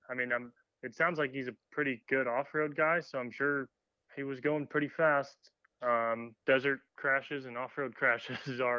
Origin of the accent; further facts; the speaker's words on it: Colorado, United States; also born or lived in California; I'm from Colorado and California, so I have no idea when I hear that.